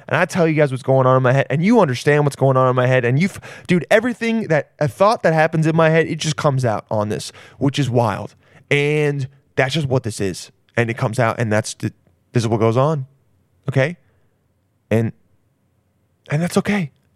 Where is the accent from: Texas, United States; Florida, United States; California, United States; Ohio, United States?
California, United States; We're both from California.